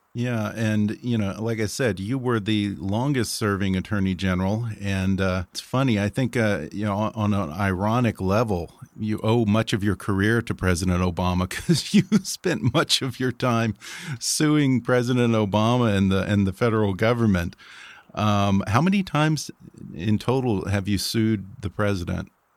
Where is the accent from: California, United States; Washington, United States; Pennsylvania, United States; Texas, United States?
Texas, United States; my home state, the great state of Texas